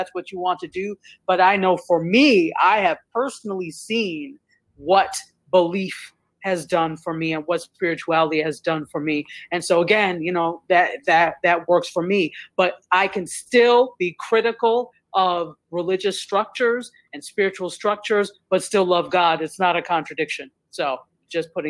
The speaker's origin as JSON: {"language": "English", "region": "New York", "country": "United States", "moved": "yes", "lives_now": "Fort Lauderdale, United States", "said": "I am not from here. I live in Fort Lauderdale. I'm from New York, but I live in Fort Lauderdale"}